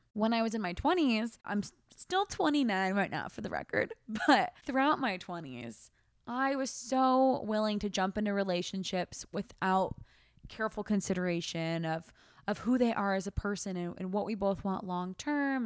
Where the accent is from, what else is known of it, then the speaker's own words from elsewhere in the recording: United States; also born or lived in Australia; we are three American girls